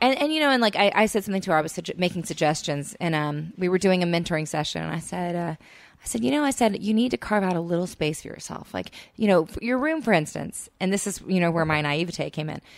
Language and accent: English; Texas, United States; now in Los Angeles, United States; I'm from Texas